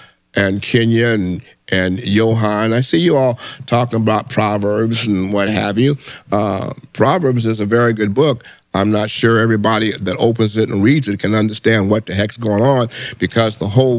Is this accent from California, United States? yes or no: no; Detroit, Michigan, United States; I'm in here from Detroit. Glad to see you, young man.